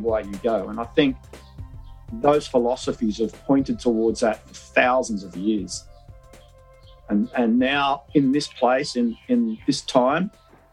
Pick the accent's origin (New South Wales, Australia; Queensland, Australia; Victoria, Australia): New South Wales, Australia; Wollongong; I grew up in Wollongong, which is an industrial town